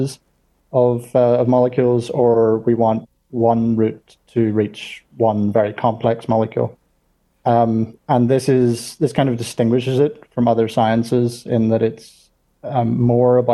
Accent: Belfast, Northern Ireland, United Kingdom; moved away as an adult; also born or lived in Durham, England; now in Zurich, Switzerland; I was born in Northern Ireland, which explains the accent, born in Belfast. When I was 18, I moved to university in England.

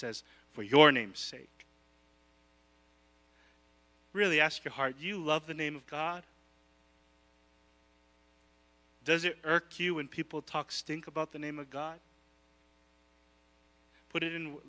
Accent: Hawaii, United States; I am Filipino. I will be Filipino. I will be local. I'm a local boy. It's who I am. You can take the boy from the island

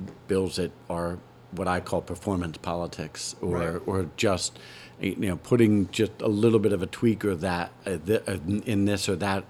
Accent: Philadelphia, Pennsylvania, United States; found my great-grandpa with my grandpa as one of the kids in the household, maybe about 5 blocks away from where I grew up.

